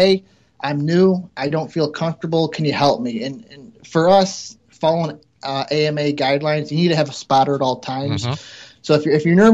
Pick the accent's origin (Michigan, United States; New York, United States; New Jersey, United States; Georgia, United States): New York, United States; Cicero; moved away as an adult; also born or lived in Syracuse, New York; now in Rochester, United States; we grew up in Cicero, which is outside Syracuse, and I grew up kind of farm country